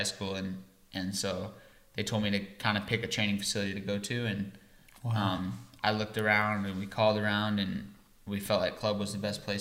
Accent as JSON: {"language": "English", "region": "Iowa", "country": "United States", "tie": "born or raised there", "moved": "yes", "said": "I'm from Iowa"}